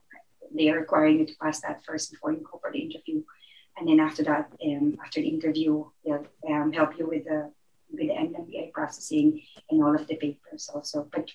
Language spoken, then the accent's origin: English; Philippines; moved away as an adult; also born or lived in Cork; now in Dublin, Ireland; And I'm from the Philippines.